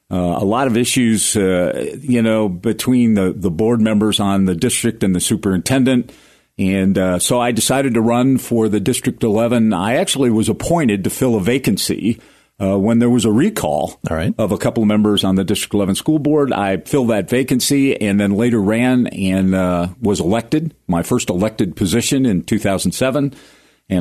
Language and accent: English; Cleveland, Ohio, United States; moved away as an adult; now in Colorado Springs, United States; born and raised in Cleveland, Ohio.